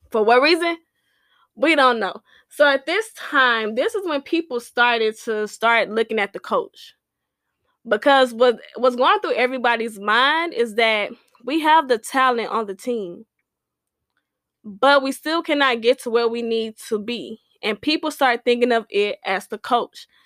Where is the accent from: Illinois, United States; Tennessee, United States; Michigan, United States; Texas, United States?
Texas, United States; Houston; I'm from Houston